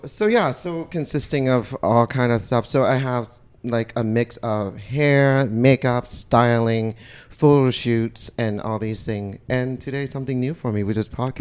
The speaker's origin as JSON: {"language": "English", "country": "Vietnam", "tie": "born or raised there", "moved": "yes", "said": "I was born and raised in Vietnam"}